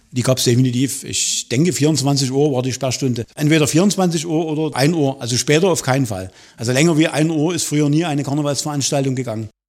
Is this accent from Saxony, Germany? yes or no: yes; Radeburg, Saxony, Germany; bei uns hier in der Umgebung